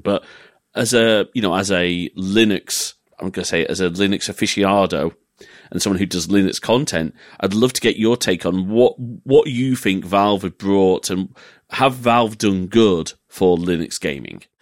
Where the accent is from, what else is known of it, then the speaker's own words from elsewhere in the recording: England, United Kingdom; being an English family